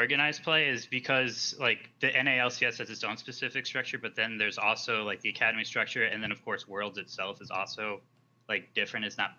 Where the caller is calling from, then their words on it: New York, United States; Oh, New York.